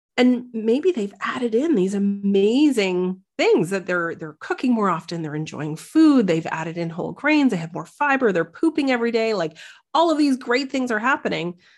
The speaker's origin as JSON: {"language": "English", "country": "Canada", "moved": "as an adult", "lives_now": "Netherlands", "said": "I describe myself as a Canadian, uh, naturopathic doctor"}